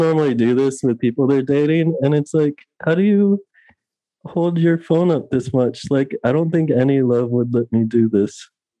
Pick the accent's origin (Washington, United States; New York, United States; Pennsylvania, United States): Pennsylvania, United States; I'm not from Connecticut. I'm from Pennsylvania